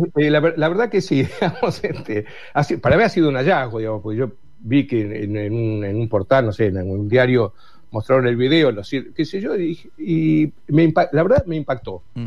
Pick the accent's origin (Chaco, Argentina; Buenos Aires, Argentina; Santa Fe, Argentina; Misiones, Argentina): Buenos Aires, Argentina; soy porteño, yo soy de Buenos Aires